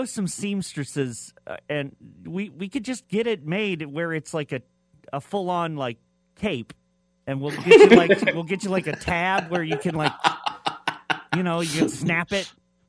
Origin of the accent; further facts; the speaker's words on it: Midwest, United States; growing up in the Midwest